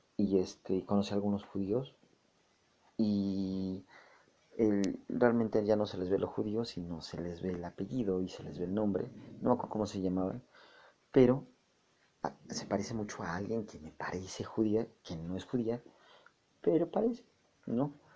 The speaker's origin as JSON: {"language": "Spanish", "country": "Mexico", "said": "nosotros los mexicanos"}